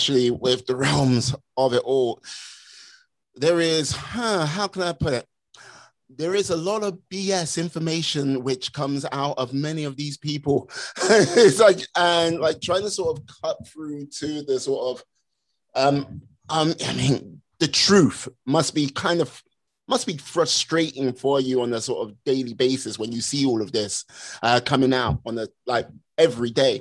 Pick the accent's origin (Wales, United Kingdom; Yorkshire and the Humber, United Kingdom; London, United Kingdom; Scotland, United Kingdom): Wales, United Kingdom; I'm from the UK, the land of dragons